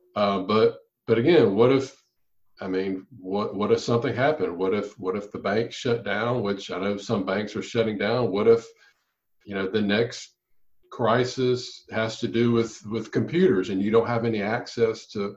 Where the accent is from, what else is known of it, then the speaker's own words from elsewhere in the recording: Louisiana, United States; my hometown in Louisiana